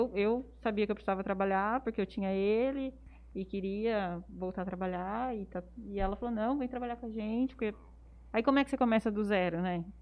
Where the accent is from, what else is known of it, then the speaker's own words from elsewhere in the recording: Jales, São Paulo, Brazil; eu sou de Jales também, nasci em Jales, dei a vida inteira em Jales, inclusive com o Matheus e fui fazer faculdade em São Paulo.